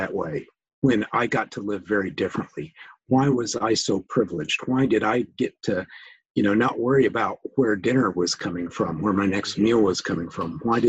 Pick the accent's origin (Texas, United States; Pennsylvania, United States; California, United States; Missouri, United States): Missouri, United States; St. Louis; But I went to high school in St. Louis, Missouri, in a suburb of St. Louis. So that's really where I would call home.